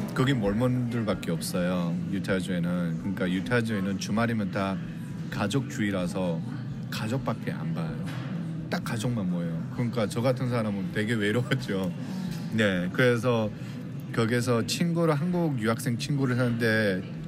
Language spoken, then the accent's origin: Korean; North Korea; now in Los Angeles, United States; 제가 북한 사람이란 걸